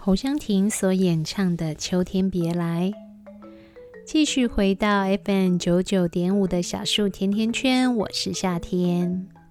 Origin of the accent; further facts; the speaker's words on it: Taiwan; 我们台湾人